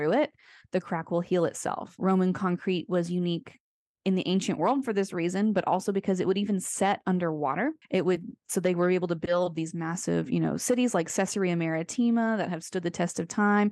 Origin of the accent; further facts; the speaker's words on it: Florida, United States; I grew up in Florida